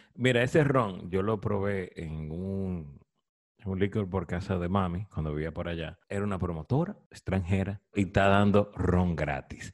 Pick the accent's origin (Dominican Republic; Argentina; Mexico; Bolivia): Dominican Republic; Santiago de los Caballeros, Santiago; Yo nací en Santiago, mi papá es de Moca